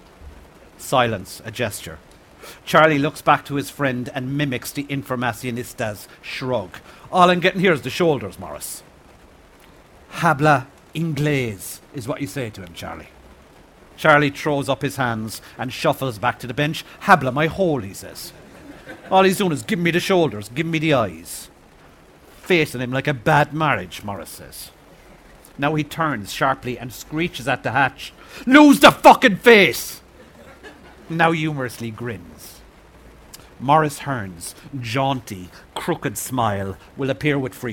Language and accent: English; Ireland; growing up in Ireland in the 70s